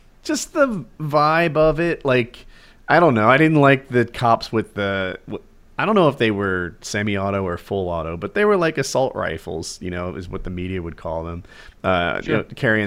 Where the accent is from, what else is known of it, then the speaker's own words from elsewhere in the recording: United States; as an American